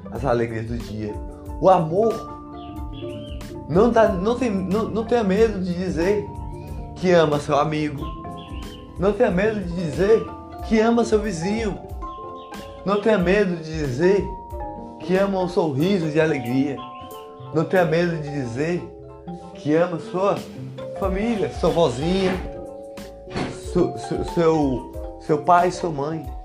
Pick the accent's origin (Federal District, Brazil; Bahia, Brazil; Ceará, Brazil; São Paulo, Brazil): Ceará, Brazil; Como eu disse antes, sou do interior do Ceará.